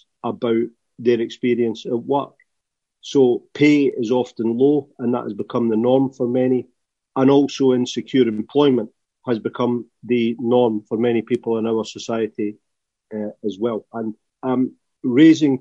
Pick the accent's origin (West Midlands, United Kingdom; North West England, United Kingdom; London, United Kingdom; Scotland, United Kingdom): Scotland, United Kingdom; accent: Scottish; you tell by my accent, I'm Scottish.